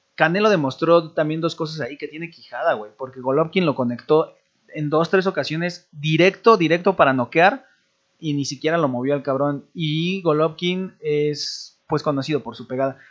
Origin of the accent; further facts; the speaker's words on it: Mexico; Como mexicana